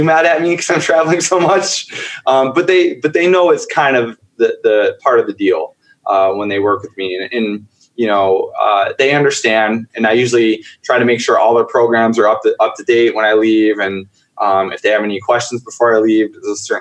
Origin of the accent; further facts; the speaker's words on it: upstate New York, United States; I grew up in a very, very, very, very small town in upstate New York